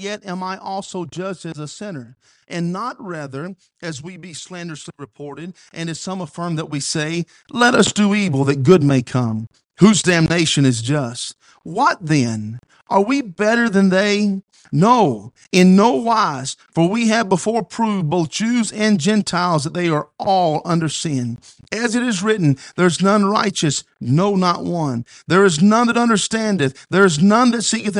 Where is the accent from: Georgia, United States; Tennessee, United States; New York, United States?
Tennessee, United States; Nutbush; moved away; I was from Nutbush originally